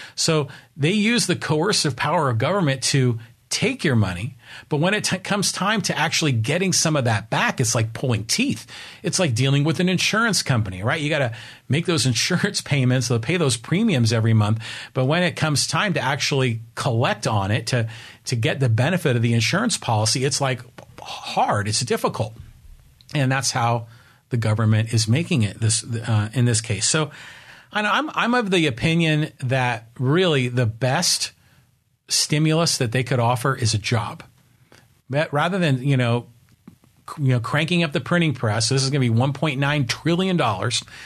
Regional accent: Burlingame, California, United States; I grew up in Burlingame, California

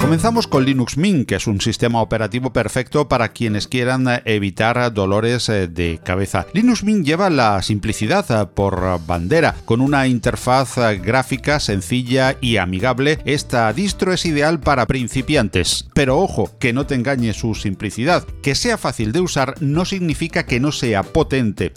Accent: Andalusia, Spain; soy andaluz

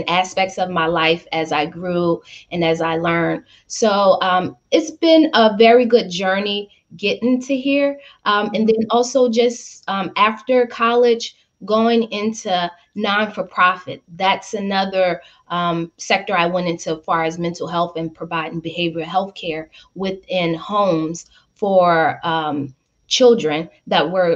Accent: Louisiana, United States; also born or lived in Chicago, Illinois; I grew up in Louisiana on the property, even though I was born in Chicago

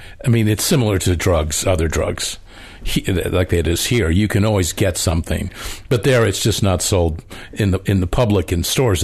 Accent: New England, United States; moved away; growing up in New England, coming out west when I first came out west.

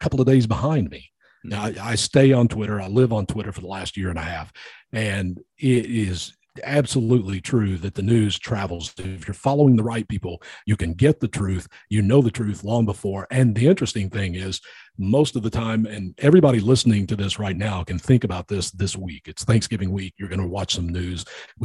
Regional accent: United States; I'm American.

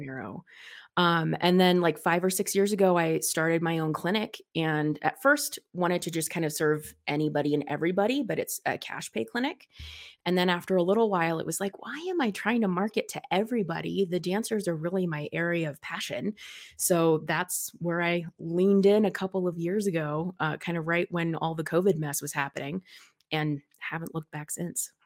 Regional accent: Colorado, United States; super, super, super local native. I've always lived in the same part of town

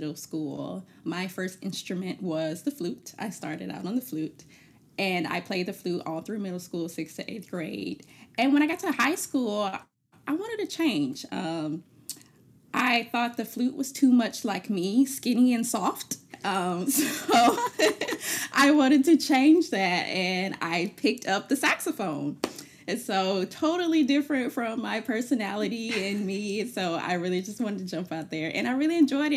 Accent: Birmingham, Alabama, United States; also born or lived in Denton, Texas; now in Savannah, United States; I'm originally from Birmingham, Alabama, now living in Savannah, Georgia

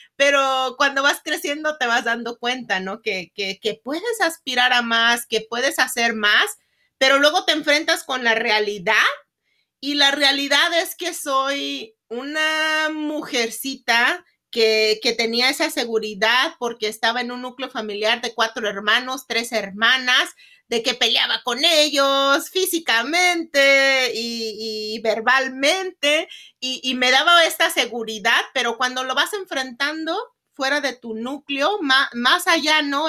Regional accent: Lázaro Cárdenas, Michoacán, Mexico; moved away as an adult; now in United States; Yo soy oriunda de Michoacán, una ciudad que se llama Ciudad Lázaro Cárdenas, Michoacán.

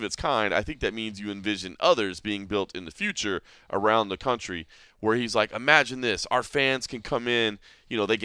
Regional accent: Dallas, Texas, United States; now in Las Vegas, United States; my hometown of Dallas, where the Trinity River is, you know, as when I was growing up

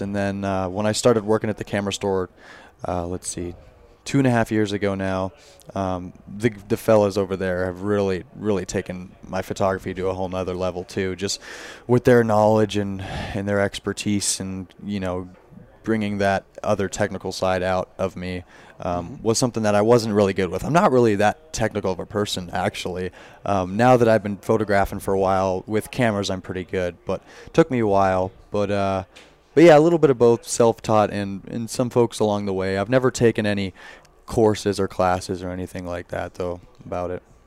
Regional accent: Orlando, Florida, United States; also born or lived in Wyoming; now in Jackson, Wyoming, United States; I'm originally from Orlando, Florida, so I haven't been I haven't lived in Wyoming my whole life. I moved out here with my family

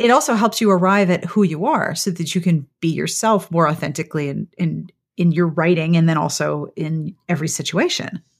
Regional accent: Pittsburgh, Pennsylvania, United States; now in South Carolina, United States; I grew up in Pittsburgh

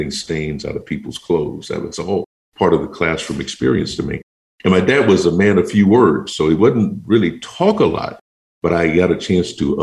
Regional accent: Houston, Texas, United States; I was born in Houston, Texas, and my wife and I both, and I spent much of my teenage years in a very small town.

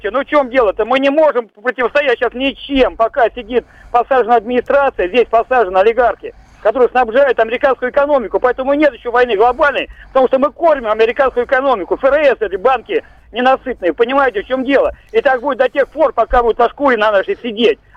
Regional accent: Russia; also born or lived in Podolsk; мы мужики русские такие прямые, хорошие

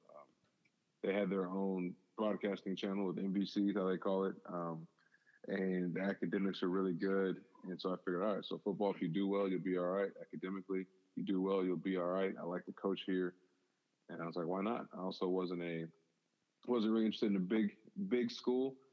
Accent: South Bend, Indiana, United States; a lot of good things that God did in me as I was learning to be a man, as I was growing up in South Bend.

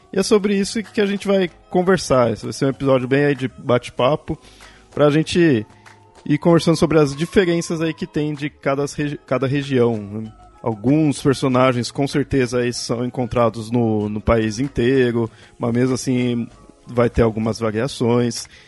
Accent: Southeast, Brazil; como eu falei, eu sou do Sudeste, e mesmo assim algumas personagens eu não conheço muito bem.

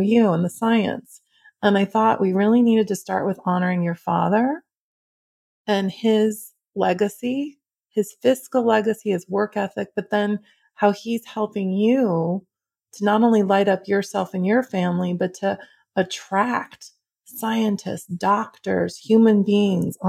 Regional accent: Midwest, United States; I grew up in the Midwest.

